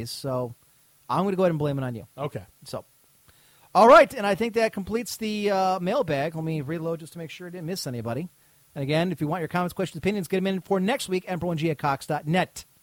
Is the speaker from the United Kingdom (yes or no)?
yes; United Kingdom; As you know, I am British, and we don't have any.